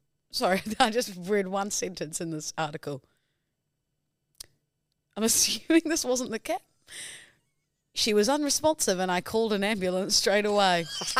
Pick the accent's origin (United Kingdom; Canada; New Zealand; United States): New Zealand; But I'm from New Zealand. I'm from the land of the long white cloud, Jack.